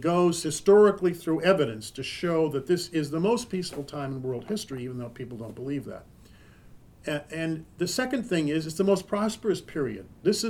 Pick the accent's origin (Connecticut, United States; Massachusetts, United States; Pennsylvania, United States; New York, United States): Massachusetts, United States; Holliston; you mean Holliston, where I was brought up? He said, no, Greece. I said, I'm third generation. We've been here 100 years.